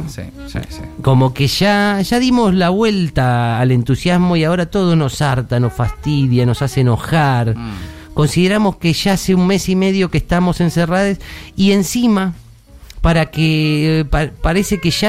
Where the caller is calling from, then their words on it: Buenos Aires, Argentina; de Caballito.